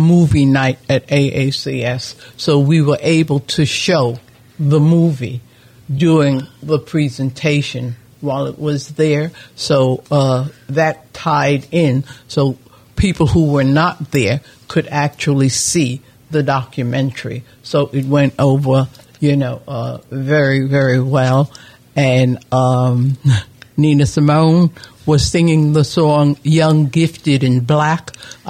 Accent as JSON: {"language": "English", "town": "New York City", "region": "New York", "country": "United States", "tie": "born or raised there", "said": "I grew up in in the Harlem area, in the Mount Morris Park area."}